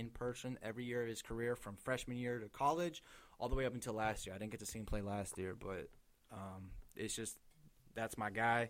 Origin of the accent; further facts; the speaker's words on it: Las Vegas, Nevada, United States; but it'll be their first year in my hometown.